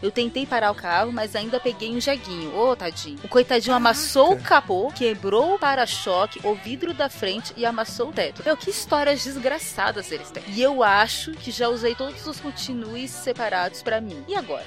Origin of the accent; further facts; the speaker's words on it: São Paulo, Brazil; eu nasci em São Paulo, não em Sampa